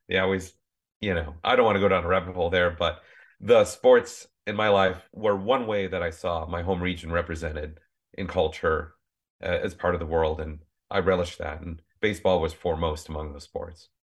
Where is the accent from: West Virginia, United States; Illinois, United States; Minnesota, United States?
Minnesota, United States; now in California, United States; growing up in Minnesota, descended from farming families on both sides